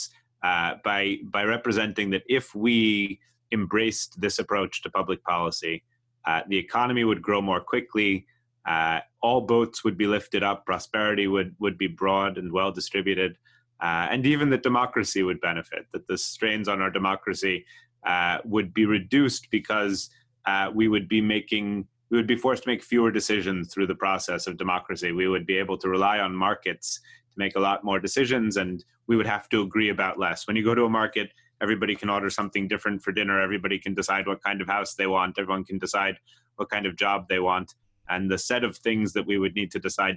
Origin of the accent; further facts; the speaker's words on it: outside of Boston, Massachusetts, United States; I grew up outside of Boston